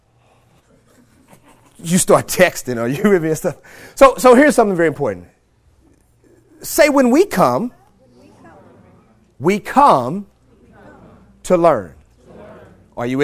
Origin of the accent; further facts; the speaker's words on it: St. Louis, Missouri, United States; I'm born and raised in St. Louis, Missouri